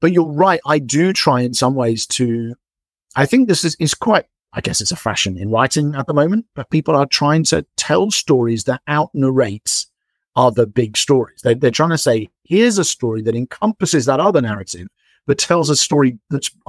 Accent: England, United Kingdom; as an English person

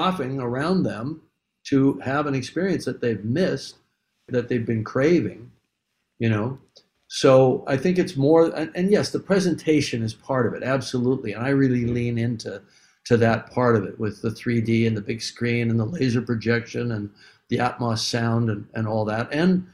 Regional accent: Canada; I'm white. I'm Canadian

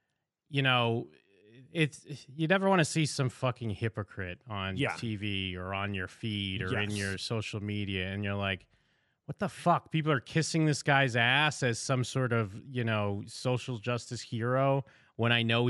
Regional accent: Seattle, Washington, United States; Not the first time hearing about something like this. I'm from Seattle. I know many people in common with him.

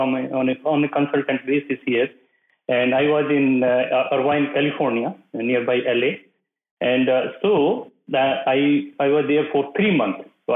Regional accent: North India, India; moved away as an adult; I come from the North India side

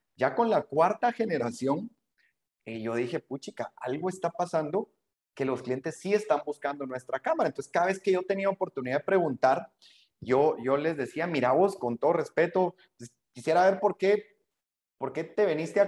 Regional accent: Guatemala

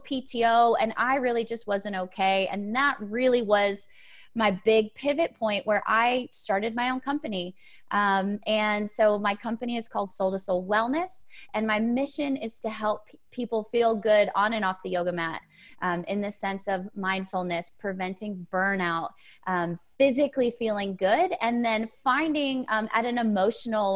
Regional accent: Connecticut, United States; moved away as an adult; also born or lived in Auburn, Alabama; now in Nashville, United States; originally I'm from Connecticut

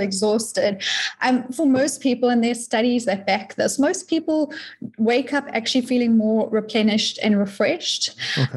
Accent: South Africa; moved away as an adult; now in Florida, United States; I'm from South Africa, very new to the States

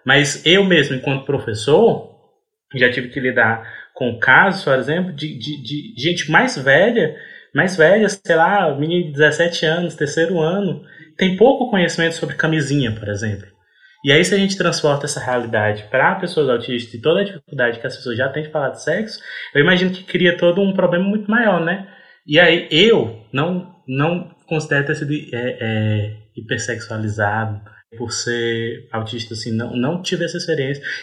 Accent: Ceará, Brazil; eu sou do Ceará

